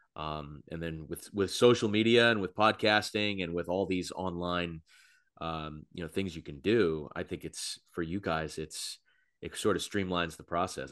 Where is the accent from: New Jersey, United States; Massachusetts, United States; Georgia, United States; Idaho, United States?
Massachusetts, United States; Plymouth; moved away as an adult; now in Providence, United States; I grew up in Plymouth